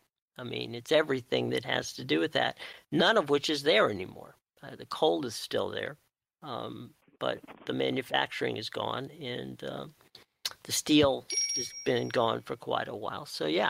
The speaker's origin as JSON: {"language": "English", "town": "Pittsburgh", "region": "Pennsylvania", "country": "United States", "moved": "yes", "said": "originally I'm from the Pittsburgh area, that whole area of Pittsburgh, Youngstown, southwestern Ohio, or southeastern, I'm sorry, Ohio and southeast western West Virginia"}